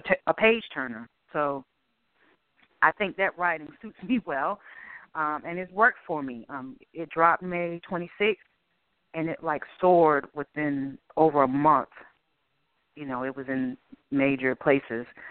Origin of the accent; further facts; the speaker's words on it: Boston, Massachusetts, United States; now in Durham, United States; Boston was cold. That's the best description I can give. Um, it was a great place to grow up